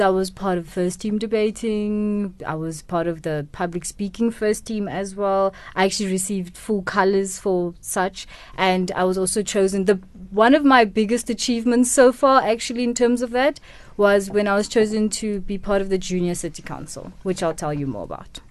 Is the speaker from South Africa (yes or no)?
yes; Kimberley, Northern Cape, South Africa; first language Setswana; English is a second language; also born or lived in Mahikeng, North West, South Africa; Kimberley to be with, to be raised by my grandparents.